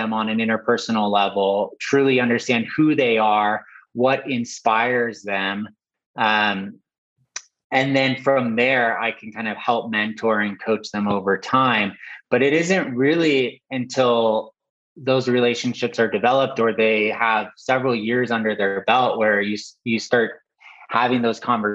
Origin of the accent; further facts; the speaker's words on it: Southern California, United States; I grew up in Southern California, and I always was exposed to art and culture. I grew up in a town right outside, like, you know, just inland of Malibu